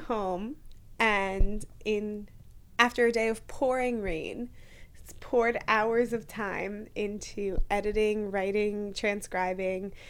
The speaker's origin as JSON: {"language": "English", "region": "New York", "country": "United States", "moved": "as an adult", "lives_now": "Pennsylvania, United States", "said": "We're both from New York"}